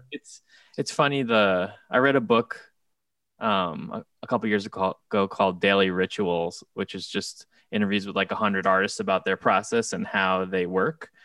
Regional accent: South Shore of Nassau County, Long Island, New York, United States; moved away as an adult; now in Brooklyn, United States; the South Shore of Nassau County in Long Island

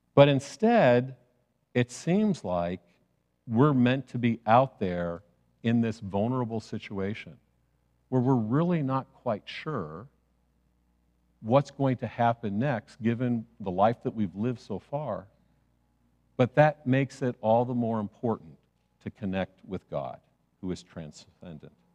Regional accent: Chicago, Illinois, United States; I grew up in Chicago

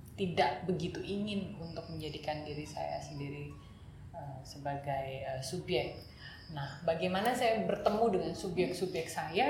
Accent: Batam, Riau Islands, Indonesia; moved away as an adult; also born or lived in Jakarta; saya tumbuh di kota Batam di pulau Batam

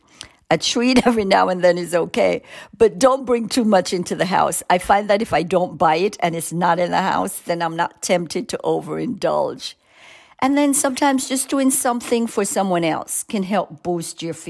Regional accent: Jamaica; moved away; You can hear an accent. I grew up in Jamaica.

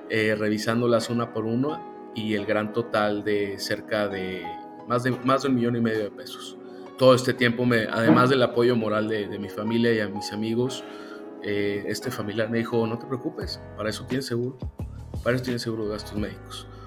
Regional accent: San Luis Potosí, Mexico; yo soy originario de San Luis Potosí, he nacido, crecido, aquí me desempeño. La verdad me, me encanta mi ciudad, me encanta México

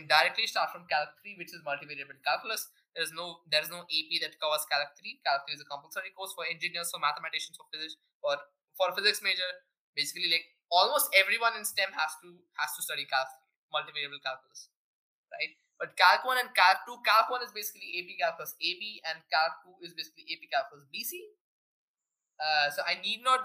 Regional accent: Pune, Maharashtra, India; I'm from Pune.

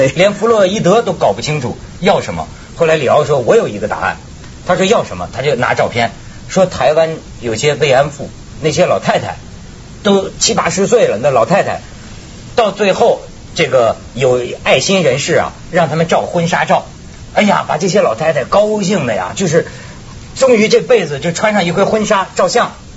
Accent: China; 我这个来自，呃，这个，这个大陆的。大陆的人

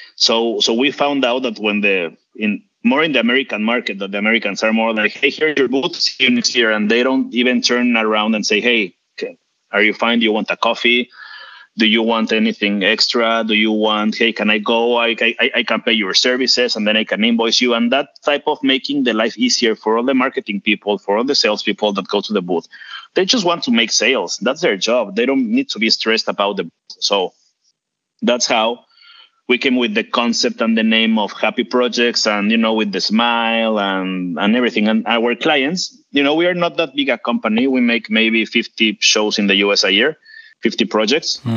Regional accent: Mexico; I am from Mexico

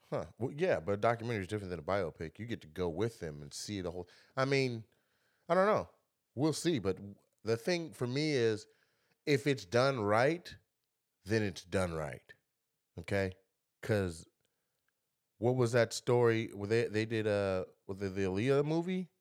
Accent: Lacey, Washington, United States; I'm from Lacey, Washington, and I've seen where you know, ninety percent of the school is white kids

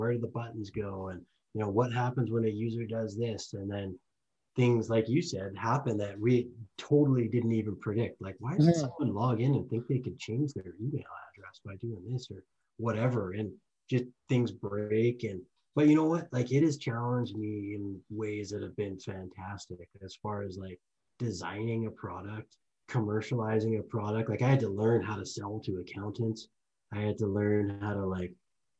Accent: Lethbridge, Alberta, Canada; born or raised there

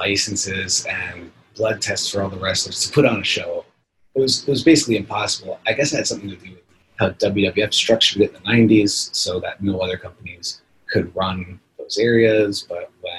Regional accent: New York, United States; moved away as an adult; also born or lived in Japan; now in Portland, United States; I'm from New York. That's where my family is

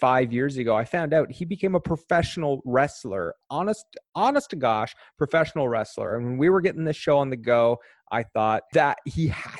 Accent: Eastern Prince Edward Island, Canada; I grew up in Eastern Prince Edward Island throughout my whole childhood.

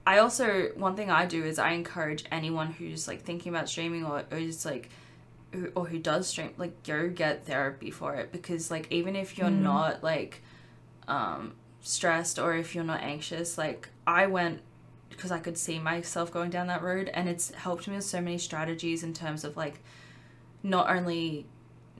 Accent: Australia; being an Australian creator

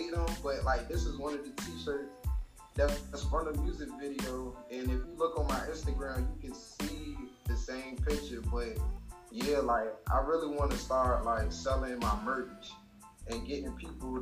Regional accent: Chesapeake, Virginia, United States; I'm from Chesapeake, Virginia. South Norfolk. I've been born and raised here.

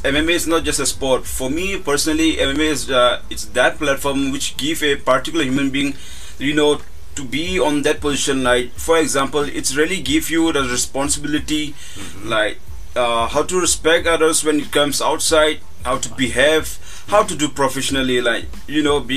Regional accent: India; being Indian parents

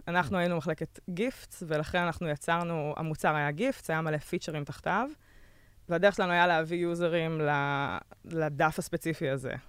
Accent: Israel; moved away as an adult; also born or lived in Berlin, Germany; חזרתי מרילוקיישן בברלין

